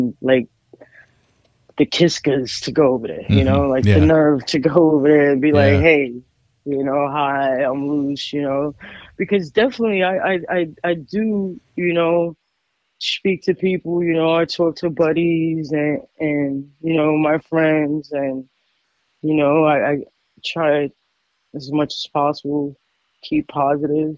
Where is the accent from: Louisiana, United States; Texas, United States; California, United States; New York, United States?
New York, United States; moved away; when I went down to New York, my hometown